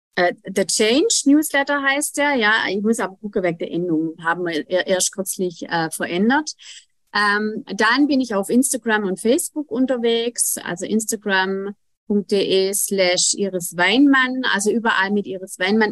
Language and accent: German; Germany; bei uns in Deutschland